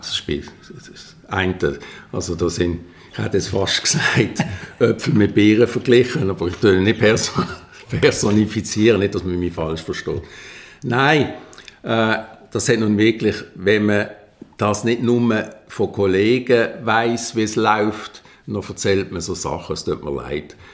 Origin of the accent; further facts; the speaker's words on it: Basel, Basel-Stadt, Switzerland; bei uns in Basel